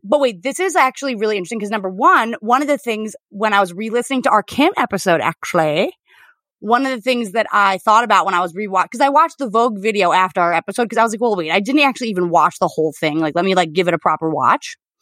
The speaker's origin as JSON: {"language": "English", "country": "United States", "said": "as an American"}